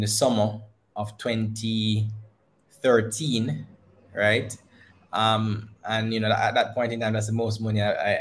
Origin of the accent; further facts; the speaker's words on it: Christiana, Manchester Parish, Jamaica; growing up in Christiana.